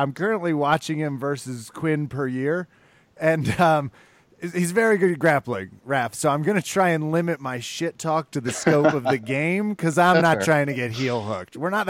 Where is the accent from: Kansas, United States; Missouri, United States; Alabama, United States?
Kansas, United States; I was raised in Kansas. I'm a part of the Midwest education.